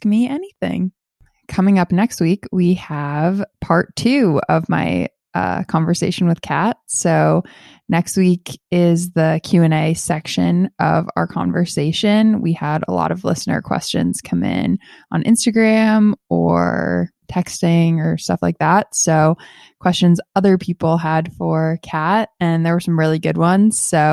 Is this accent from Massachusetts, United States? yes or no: yes; Boston, Massachusetts, United States; I grew up in Boston